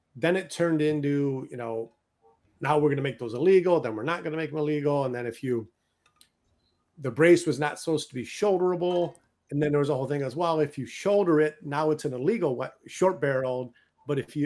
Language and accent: English; Detroit, Michigan, United States; moved away; also born or lived in Chicago; I was born and raised in Detroit, Michigan